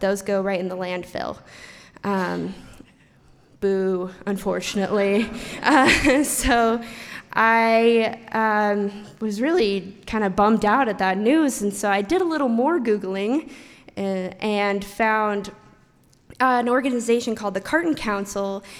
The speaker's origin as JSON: {"language": "English", "town": "Idaho City", "region": "Idaho", "country": "United States", "tie": "born or raised there", "said": "we're both from Idaho City. And Idaho City is a super small town about an hour away."}